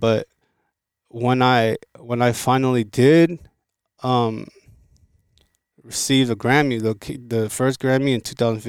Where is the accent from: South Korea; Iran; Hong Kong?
South Korea; born there; But, yo, I was born in Korea, and there's a lot of things that I can contribute to the Korean market.